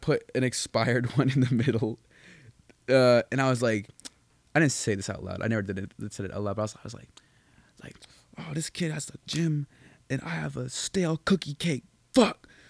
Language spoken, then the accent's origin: English; Boston, Massachusetts, United States; moved away; also born or lived in New Hampshire; I'm originally from Massachusetts